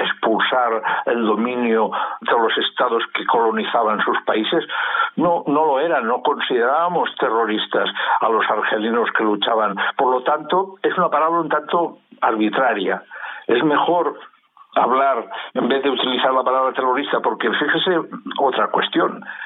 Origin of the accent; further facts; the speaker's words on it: Spain; en mi país, en España